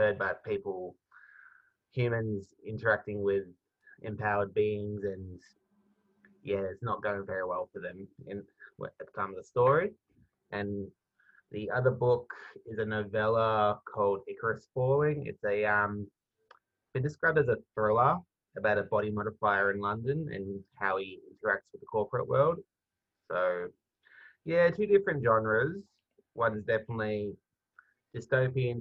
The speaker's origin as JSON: {"language": "English", "town": "Melbourne", "region": "Victoria", "country": "Australia", "said": "I am from Melbourne and in Australia"}